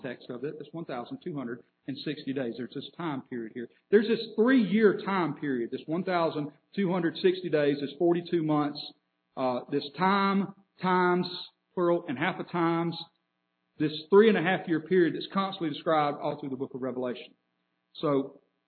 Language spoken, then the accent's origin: English; Birmingham, Alabama, United States; I can tell somebody I'm from Alabama. I'm completely right. I could tell somebody I'm from the city of Birmingham. I'm completely right.